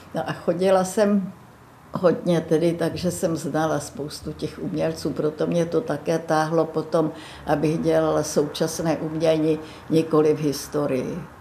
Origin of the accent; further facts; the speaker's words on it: Myslív, Plzeň Region, Czechia; also born or lived in Březové Hory, Příbram; naši byli oba učitele a bydleli sice v krásné vesnici v Pošumavské, která se jmenovala Myslív